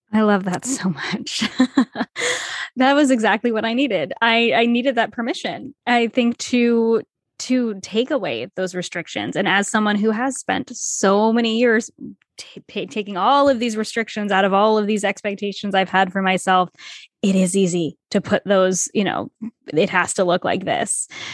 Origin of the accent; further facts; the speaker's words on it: Rhode Island, United States; also born or lived in Toronto; I grew up in Rhode Island, which small state, s, everything is small here.